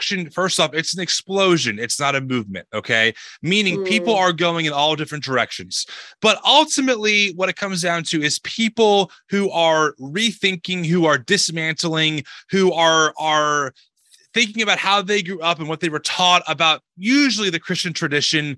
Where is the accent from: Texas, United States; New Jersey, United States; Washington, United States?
New Jersey, United States; I'm from America, not Australia. I was born and raised in New Jersey